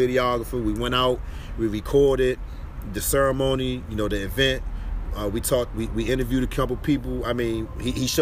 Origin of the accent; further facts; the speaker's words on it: Washington, District of Columbia, United States; I grew up in Ward 8